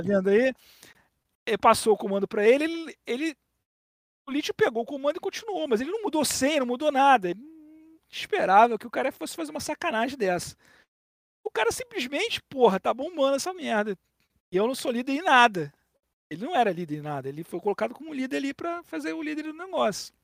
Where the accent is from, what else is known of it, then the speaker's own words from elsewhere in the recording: Brazil; Eu que sou um brasileiro